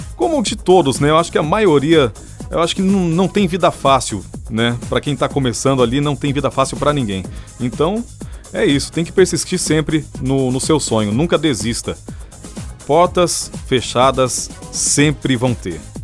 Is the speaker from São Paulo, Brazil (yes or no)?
yes; São José dos Campos, São Paulo, Brazil; Jovem Pan São José dos Campos, que é a minha cidade natal